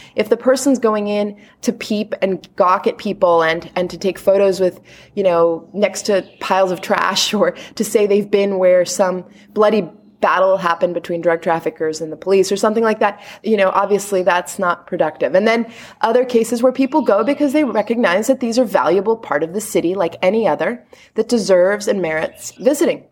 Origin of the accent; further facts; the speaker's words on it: Washington, District of Columbia, United States; moved away as an adult; now in Rio de Janeiro, Brazil; I was originally from here, but I grew up in D.C.